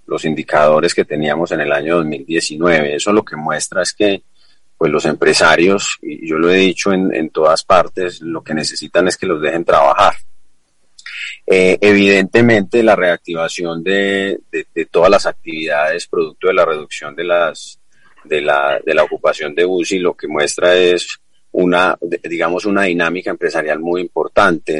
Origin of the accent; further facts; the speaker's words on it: La Celia, Risaralda, Colombia; now in Pereira, Colombia; estuvimos allá en la Celia Rizaralda, mi tierra querida, mi tierra natal, mi patria chica.